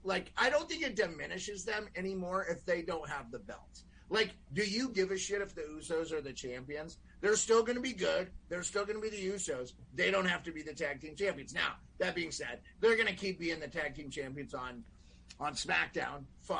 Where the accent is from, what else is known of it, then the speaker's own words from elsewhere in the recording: Scotland, United Kingdom; I'm a, you know, I'm Scottish, and, you know, the Highlander had a sword